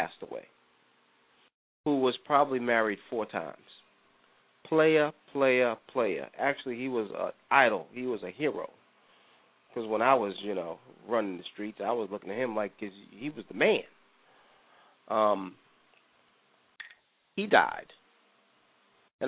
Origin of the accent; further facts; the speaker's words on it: New York, United States; Growing up in New York, neither one of my parents went to church.